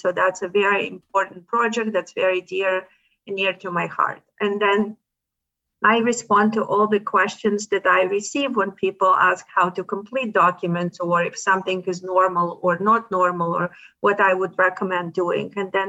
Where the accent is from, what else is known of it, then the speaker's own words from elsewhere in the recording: Ukraine; or maybe because I'm from Ukraine, I get to see a lot of articles about it.